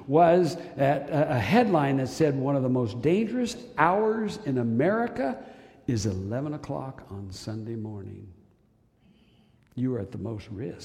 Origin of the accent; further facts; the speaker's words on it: Wichita, Kansas, United States; I'm from Wichita